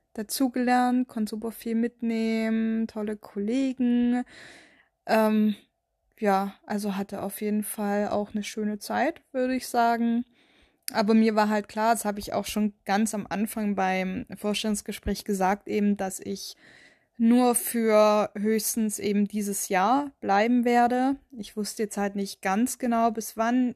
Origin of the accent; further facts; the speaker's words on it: Baden-Württemberg, Germany; moved away as an adult; also born or lived in Bavaria; now in near Würzburg, Germany; Also ich komme ja eigentlich aus Baden-Württemberg und bin dann auch umgezogen für den Job.